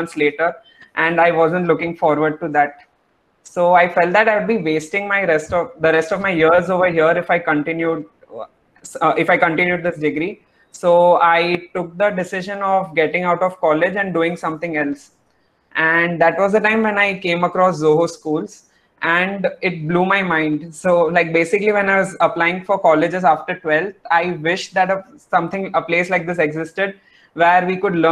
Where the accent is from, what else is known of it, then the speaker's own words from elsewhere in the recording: Chennai, Tamil Nadu, India; I'm from Chennai